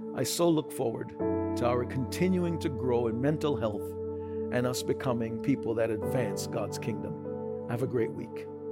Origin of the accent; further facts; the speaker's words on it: New York, United States; I'm a New Yorker.